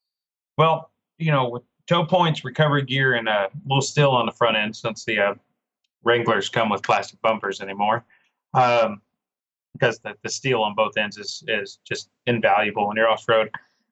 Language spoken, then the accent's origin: English; Oklahoma, United States; being an Oklahoma born and raised Oklahoman